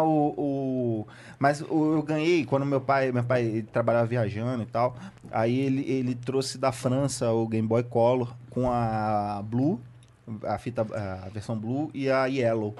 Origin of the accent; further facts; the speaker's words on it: Rio de Janeiro, Brazil; also born or lived in Santa Cruz, Rio de Janeiro; Eu, eu sou da, da Zona Norte, da Leopoldina. Sou da, da subúrbio da Leopoldina